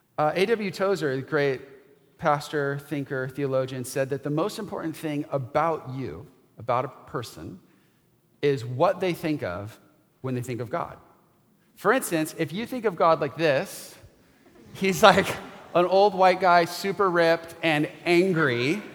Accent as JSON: {"language": "English", "region": "West Coast", "country": "United States", "tie": "born or raised there", "said": "I grew up on the West Coast and I have three cousins. And I know all of them."}